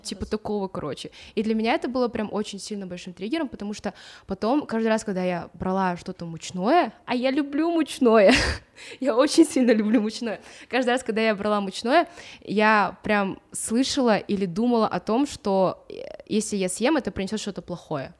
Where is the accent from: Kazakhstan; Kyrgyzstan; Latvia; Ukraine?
Kazakhstan; Atyrau, Atyrau Region; Я родилась в Атырау